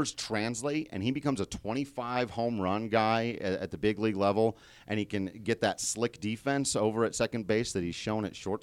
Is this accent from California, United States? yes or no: yes; Modesto, California, United States; my hometown.